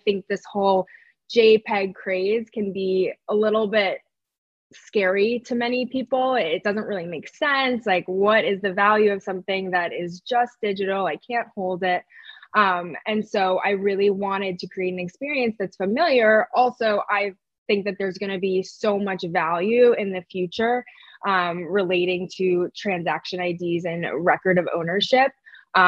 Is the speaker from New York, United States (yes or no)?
yes; New York City, New York, United States; I grew up in New York City